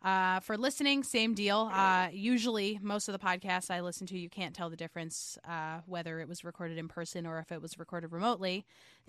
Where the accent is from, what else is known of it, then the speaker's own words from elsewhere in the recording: New York, United States; also born or lived in Jackson, Mississippi / Los Angeles / St. Louis / Portland, Maine; Yeah, I am a New Yorker.